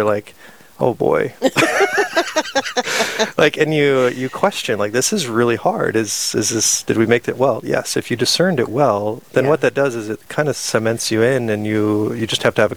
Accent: Sisseton, South Dakota, United States; I grew up in Sisseton, South Dakota

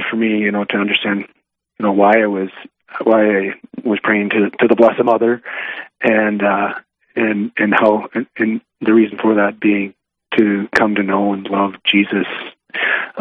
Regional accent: New England, North Dakota, United States; now in Bismarck, United States; my hometown

